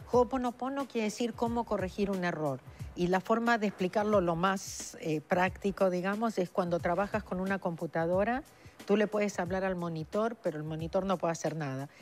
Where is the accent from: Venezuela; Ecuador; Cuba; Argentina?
Argentina; moved away as an adult; now in Los Angeles, United States; nací en la Argentina hace 39 años que vivo en Los Ángeles